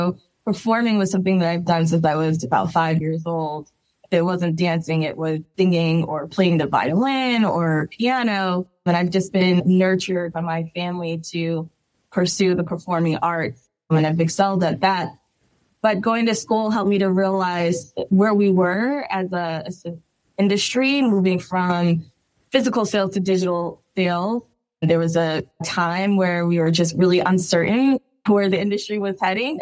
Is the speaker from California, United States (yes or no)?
no; New Jersey, United States; moved away as an adult; now in Los Angeles, United States; I'm originally from New Jersey, and I was relocated to LA about 5 years ago now